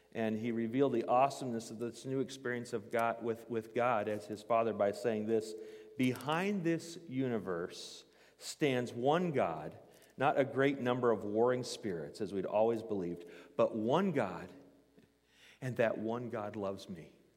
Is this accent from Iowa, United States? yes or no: yes; Newton, Iowa, United States; I grew up in Newton, Iowa